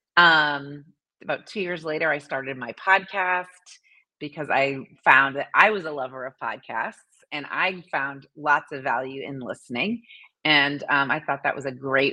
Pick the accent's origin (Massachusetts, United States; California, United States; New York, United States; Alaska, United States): Massachusetts, United States; now in Indianapolis, United States; I grew up in Massachusetts, so I'm a New Englander at heart